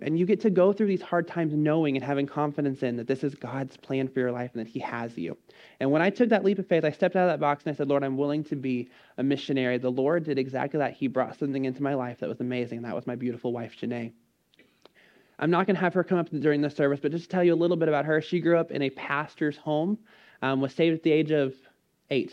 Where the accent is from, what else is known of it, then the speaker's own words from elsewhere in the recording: College Station, Texas, United States; I grew up in College Station.